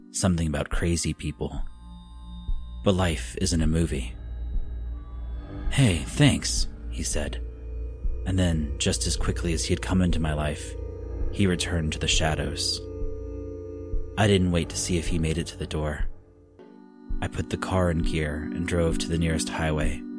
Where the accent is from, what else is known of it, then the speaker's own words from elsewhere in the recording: Oklahoma, United States; All of them near my hometown in Oklahoma.